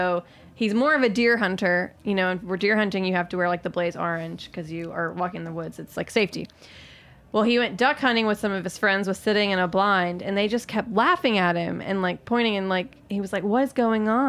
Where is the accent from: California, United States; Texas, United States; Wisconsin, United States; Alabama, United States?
Alabama, United States; We're Cajun adjacent in Alabama